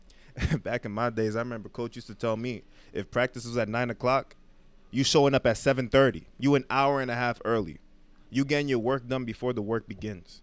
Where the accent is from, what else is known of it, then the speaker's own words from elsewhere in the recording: New York City, New York, United States; now in Manhattan, United States; my whole life I grew up in Brooklyn, uh, Crown Heights